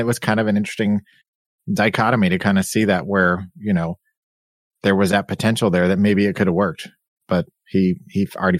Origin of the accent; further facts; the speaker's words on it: United States; as a you know, Westerner, as an American